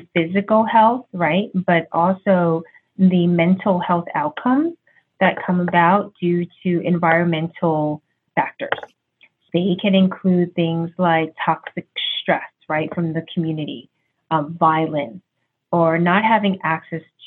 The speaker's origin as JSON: {"language": "English", "town": "New York City", "region": "New York", "country": "United States", "tie": "born or raised there", "said": "I'm Chinese American, just so you know, and I was born in New York City. So I grew up in a very diverse neighborhood"}